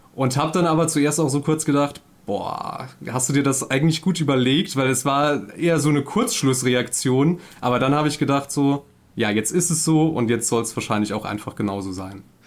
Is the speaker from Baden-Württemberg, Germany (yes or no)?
no; Saarland, Germany; ich komme aus dem Saarland, bin 33